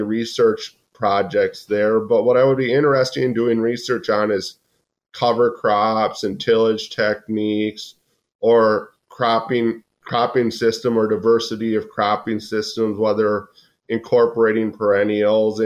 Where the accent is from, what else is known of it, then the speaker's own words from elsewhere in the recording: Lodi, Wisconsin, United States; moved away; also born or lived in Texas / Nebraska / Montana; I grew up in Lodi, Wisconsin